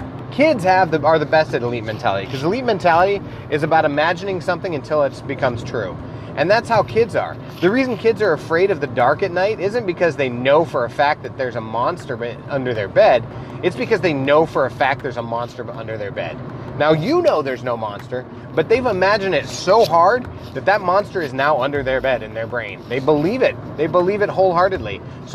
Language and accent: English; Iowa, United States; accent: Midwest; if you can't tell by my accent that I'm actually from the Midwest, Iowa to be specific